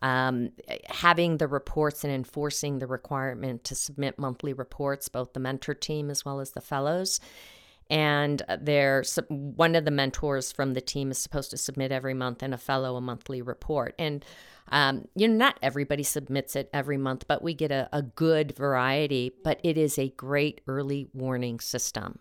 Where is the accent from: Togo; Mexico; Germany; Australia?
Mexico; now in Colorado, United States; my little town in Mexico